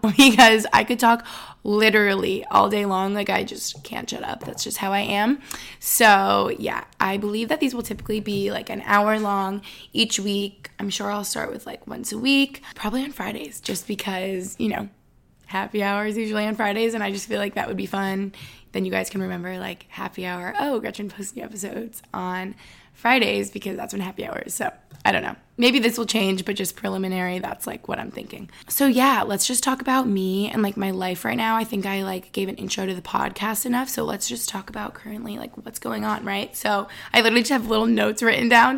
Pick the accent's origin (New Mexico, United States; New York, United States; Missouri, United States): New York, United States; Albany; moved away as an adult; also born or lived in East Village, New York City; now in Boston, United States; I am from Albany, New York, just upstate New York